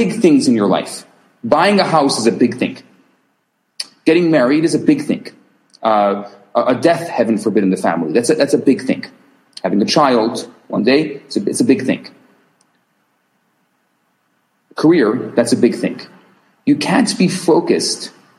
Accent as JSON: {"language": "English", "town": "Chicago", "region": "Illinois", "country": "United States", "tie": "born or raised there", "said": "I'm from Chicago. I grew up in Chicago."}